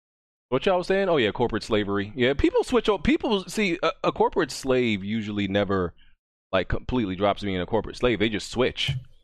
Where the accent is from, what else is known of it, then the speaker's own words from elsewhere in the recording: New York, United States; as a New Yorker